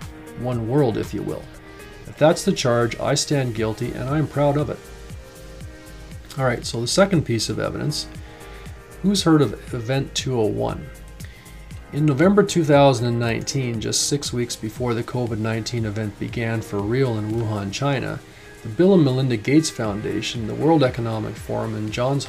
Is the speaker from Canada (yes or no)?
yes; Canada; I need to start off by saying that I'm not happy doing this, but I have to as a Canadian, more importantly as a parent who wants a better future not only for my children, but for other children as well.